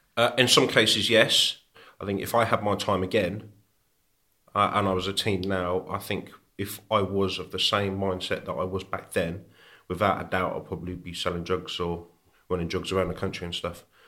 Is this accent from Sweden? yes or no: no; Birmingham, Warwickshire, West Midlands, United Kingdom; So I was born in Birmingham. We ended up moving over the border into Warwickshire.